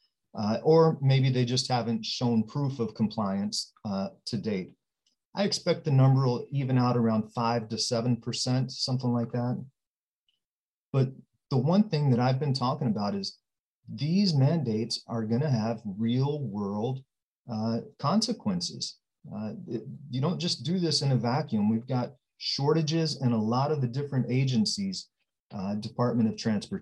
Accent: Odessa, Texas, United States; moved away as an adult; also born or lived in Washington State; now in Puyallup, United States; I'm born and raised in Odessa, Texas

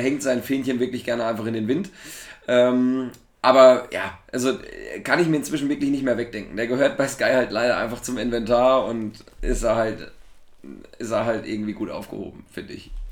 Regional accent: Thuringia, Germany; als Thüringer

